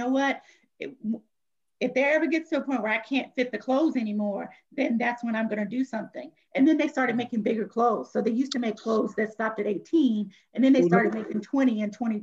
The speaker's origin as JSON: {"language": "English", "region": "Virginia", "country": "United States", "moved": "as an adult", "lives_now": "New Orleans, United States", "said": "we're originally from Virginia. And then I took on a new role with my job in New Orleans. So we moved to New Orleans"}